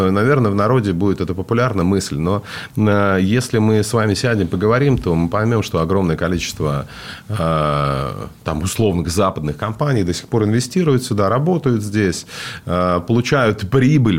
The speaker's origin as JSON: {"language": "Russian", "town": "Vladivostok", "region": "Primorsky Krai", "country": "Russia", "also_born_or_lived": "United States", "moved": "yes", "said": "я же из Владивостока"}